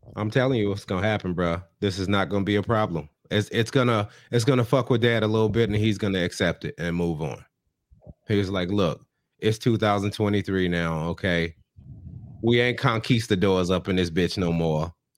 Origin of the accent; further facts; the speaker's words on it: the South, United States; I grew up in the South with a F.